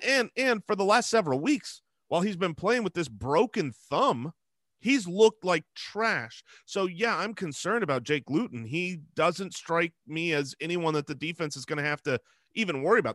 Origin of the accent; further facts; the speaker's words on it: Arizona, United States; we're, we're from Arizona